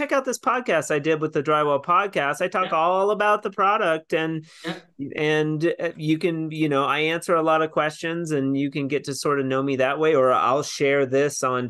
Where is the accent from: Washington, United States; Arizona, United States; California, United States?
Washington, United States; moved away; I'm from Washington State originally